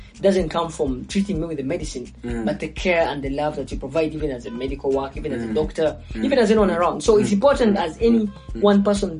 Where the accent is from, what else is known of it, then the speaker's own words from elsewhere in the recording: Kampala, Central Region, Uganda; So I grew up in Kampala.